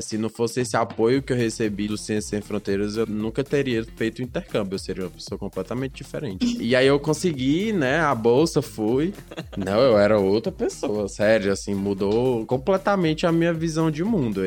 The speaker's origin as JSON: {"language": "Portuguese", "region": "Pernambuco", "country": "Brazil", "tie": "born or raised there", "said": "Pernambucano aqui sou eu"}